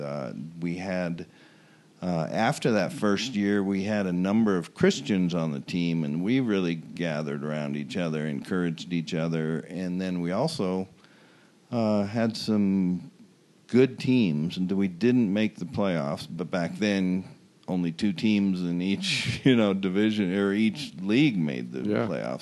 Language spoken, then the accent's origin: English; Omaha, Nebraska, United States; growing up in Omaha